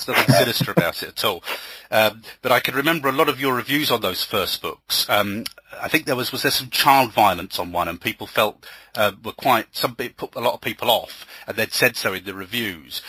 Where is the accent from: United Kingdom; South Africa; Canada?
United Kingdom; England; an English author